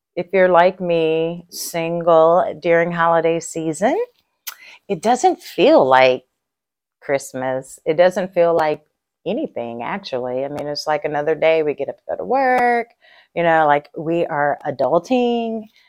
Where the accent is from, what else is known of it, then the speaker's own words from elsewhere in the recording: Texas, United States; I'm a Texan